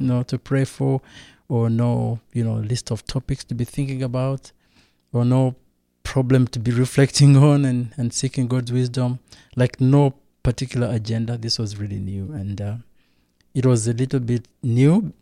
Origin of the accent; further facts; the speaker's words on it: Rwanda; I come from Rwanda